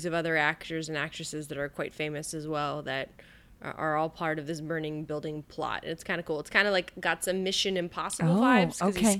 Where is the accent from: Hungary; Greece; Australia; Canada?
Canada; I'm Canadian